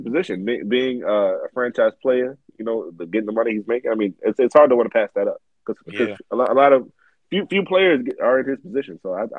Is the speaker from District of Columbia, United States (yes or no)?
yes; Washington, District of Columbia, United States; born there; now in Baltimore County, United States; Oh, I was born in D.C. I got military parents. I've lived in plenty other places, but I was born in D.C. I live in Maryland now, in Baltimore County.